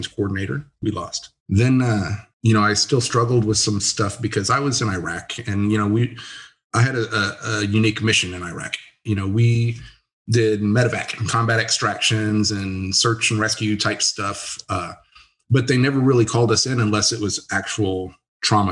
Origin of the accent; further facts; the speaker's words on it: San Antonio, Texas, United States; also born or lived in Blanco, Texas / Kansas; I grew up in San Antonio. And then when I was a teenager, I moved to Blanco